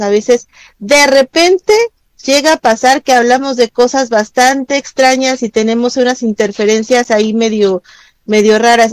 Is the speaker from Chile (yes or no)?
no; Mexico; now in United States; pues yo soy mexicana? vivo acá, pero pues soy mexicana